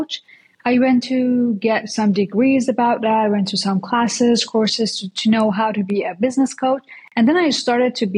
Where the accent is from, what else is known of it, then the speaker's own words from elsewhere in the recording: Iran; moved away as an adult; now in United States; I came from Iran. I'm Persian actually. So I just came to US like 7 months ago, but I used to live there